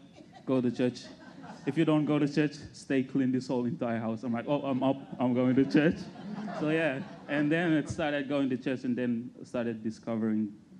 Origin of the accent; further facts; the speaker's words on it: Solomon Islands; moved away as an adult; now in Australia; I'm from the Solomon Islands. I moved here last year, during February, something like that.